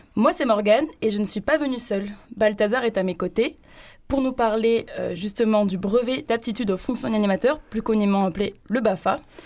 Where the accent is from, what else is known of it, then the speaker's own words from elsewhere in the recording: Toulouse, Occitania, France; now in Marseille, France; on vient de Toulouse